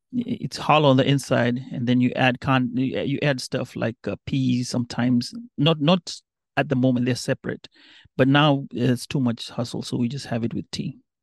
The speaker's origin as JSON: {"language": "English", "town": "Mombasa", "region": "Mombasa County", "country": "Kenya", "tie": "born or raised there", "first_language": "Kambe", "second_language": "English", "moved": "as an adult", "lives_now": "United States", "said": "I grew up in a nice small town called Mombasa"}